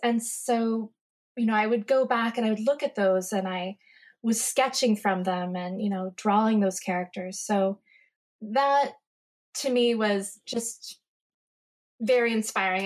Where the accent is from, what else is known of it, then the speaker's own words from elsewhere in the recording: Upper Arlington, Ohio, United States; I am from Upper Arlington, Ohio, which is right next to the Ohio State University in Columbus, Ohio